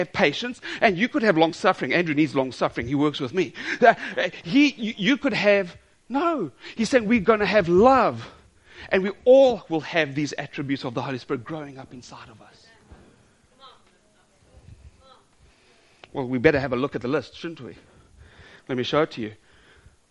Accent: South Africa; I'm South African.

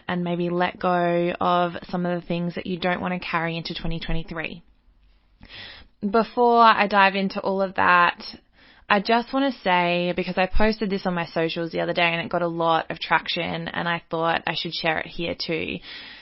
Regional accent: Australia; I live in Australia, I grew up in Australian society

